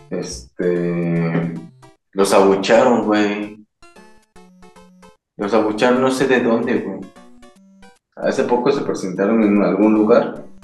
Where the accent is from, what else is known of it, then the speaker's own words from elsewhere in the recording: Mexico City, Mexico; Pero yo soy chilango, güey. Con, orgullo lo digo.